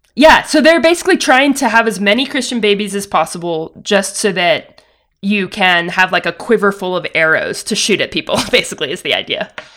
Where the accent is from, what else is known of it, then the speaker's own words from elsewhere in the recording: the South, United States; I grew up in the South, attending with my family a non-denominational evangelical megachurch.